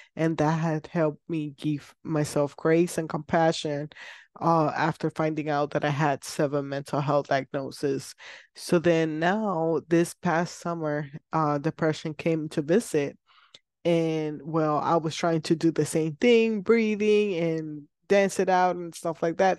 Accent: Puerto Rico; I am from Puerto Rico

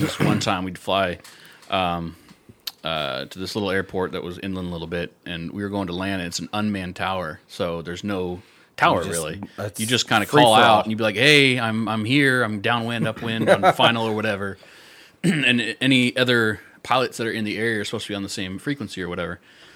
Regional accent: Newport Beach, California, United States; now in Nashville, United States; I grew up in Southern California, Newport Beach, Irvine area

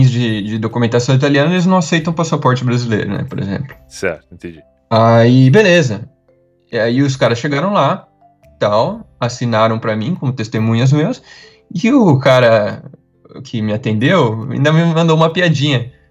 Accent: interior of São Paulo, Brazil; also born or lived in Italy; eu sou do interior de São Paulo

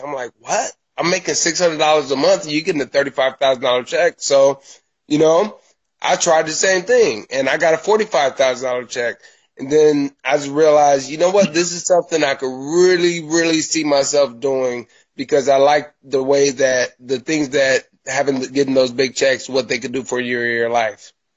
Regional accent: Milwaukee, Wisconsin, United States; moved away as an adult; now in Los Angeles, United States; I am a Midwest kid. I'm from Milwaukee, Wisconsin, a long way away from uh, the Los Angeles, Hollywood area. I lived there until 2015

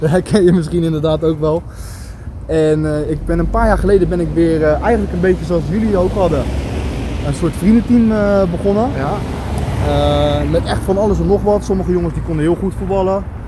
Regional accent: Schiedam, South Holland, Netherlands; now in Vlaardingen, Netherlands; ik ben een Schiedammer, net als jij. Ja. En onze roots liggen hier vlakbij in de Goorse

